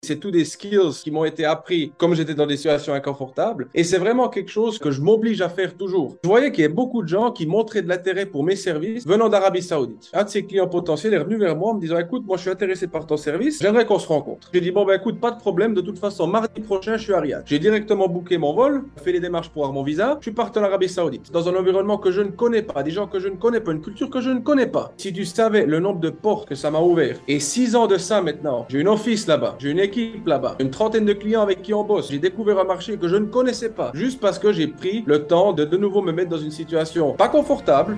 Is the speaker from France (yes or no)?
no; Switzerland; moved away as an adult; also born or lived in Toronto, Canada / Bern, Switzerland; now in Dubai, United Arab Emirates; je suis né en Suisse. Au niveau, de l'éducation, ce qui est important de, savoir, c'est que j'ai fait une bonne partie de ma scolarité en Suisse